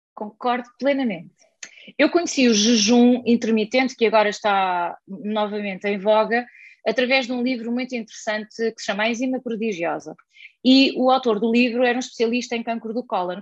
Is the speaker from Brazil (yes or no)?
no; Portugal; Na aldeia onde eu cresci, se eu quiser encomendar uh, comida online, ninguém lá vai entregar comida